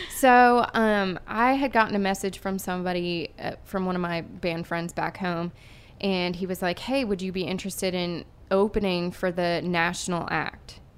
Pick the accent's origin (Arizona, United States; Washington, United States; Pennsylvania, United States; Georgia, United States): Pennsylvania, United States; Erie; moved away; I'm from Erie, Pennsylvania. So, this is a hometown show for me